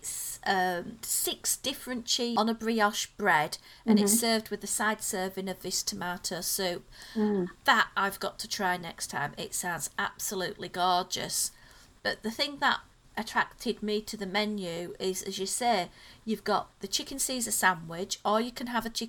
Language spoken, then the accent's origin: English; United Kingdom; being a Brit.